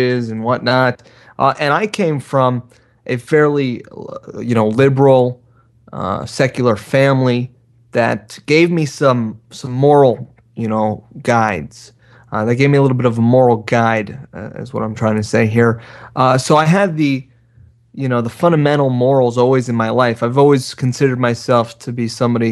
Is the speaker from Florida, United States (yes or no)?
yes; South Florida, United States; as a kid growing up in South Florida in a very cutthroat culture